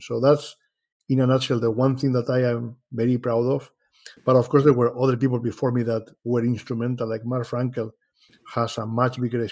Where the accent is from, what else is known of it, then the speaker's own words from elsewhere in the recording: Madrid, Community of Madrid, Spain; moved away as an adult; now in Rochester, United States; I was born in Madrid, Spain.